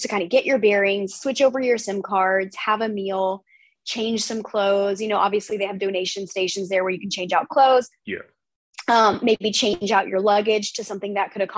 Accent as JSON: {"language": "English", "country": "United States", "said": "being American"}